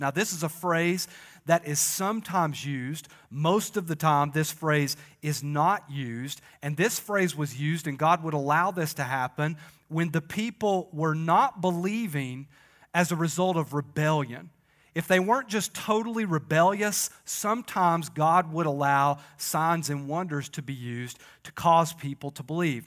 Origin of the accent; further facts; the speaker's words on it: Crossville, Tennessee, United States; A lot of us are from here.